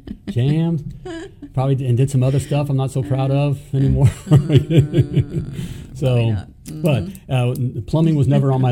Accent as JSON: {"language": "English", "region": "Florida", "country": "United States", "tie": "born or raised there", "said": "I grew up in Florida with the Dolphins."}